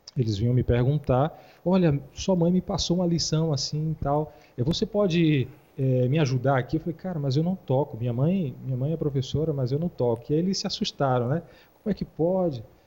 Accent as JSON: {"language": "Portuguese", "town": "Vitória da Conquista", "region": "Bahia", "country": "Brazil", "tie": "born or raised there", "also_born_or_lived": "Feira de Santana, Brazil", "moved": "yes", "lives_now": "Taguatinga, Brazil", "said": "eu sou da Bahia. É, nascido em Vitória da Conquista, morei, é, em Feira de Santana, eu venho de Feira de Santana"}